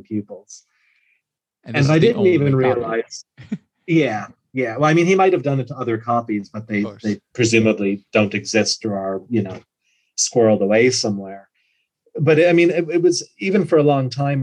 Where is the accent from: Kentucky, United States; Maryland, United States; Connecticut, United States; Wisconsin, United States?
Wisconsin, United States; moved away as an adult; now in Ireland; I'm from Wisconsin